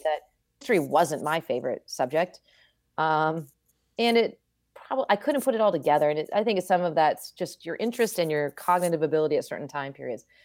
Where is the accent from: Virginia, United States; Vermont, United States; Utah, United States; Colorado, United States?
Vermont, United States; moved away as an adult; I grew up in Vermont.